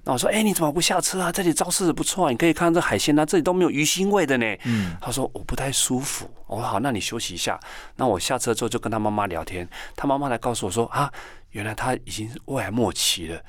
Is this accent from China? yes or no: no; Taiwan; 我们台湾人穿得像熊一样